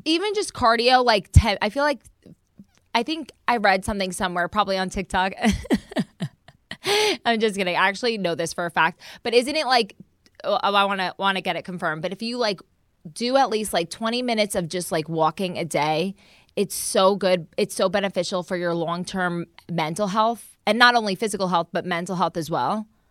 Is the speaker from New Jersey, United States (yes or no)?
yes; New Jersey, United States; moved away; also born or lived in Florida; I'm from Jersey